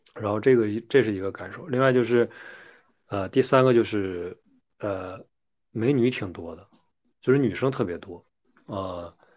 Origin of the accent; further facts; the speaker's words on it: China; 我们大陆人